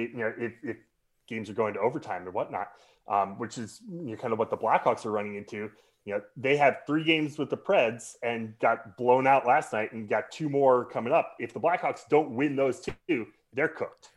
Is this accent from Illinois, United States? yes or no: no; Colorado, United States; now in Chicago, United States; growing up in Colorado, living in Chicago